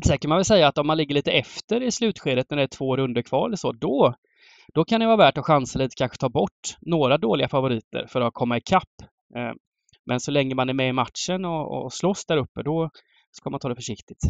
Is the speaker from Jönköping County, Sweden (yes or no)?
yes; Småland, near Hjälmseryd/Höreda, Jönköping County, Sweden; moved away; Småland utanför där jag växte upp